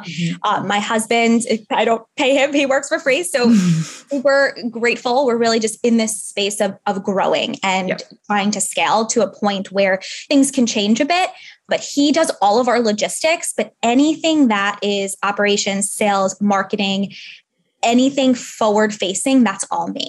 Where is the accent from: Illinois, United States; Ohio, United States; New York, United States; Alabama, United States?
New York, United States; New York City; now in San Francisco, United States; I grew up in New York City. Now we live in San Francisco